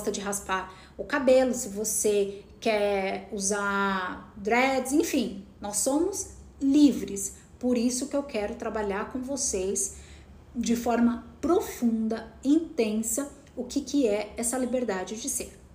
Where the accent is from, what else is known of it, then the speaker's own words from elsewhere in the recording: Piracicaba, São Paulo, Brazil; moved away; Eu saí de Piracicaba com o desejo de ser atriz, mas será que depois de 3, 4 anos esse desejo ainda era ardente dentro de mim?